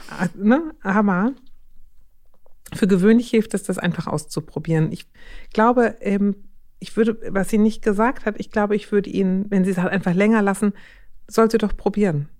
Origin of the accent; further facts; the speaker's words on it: Schleswig-Holstein, Germany; moved away; Ich bin ja aus Schleswig-Holstein gebürtig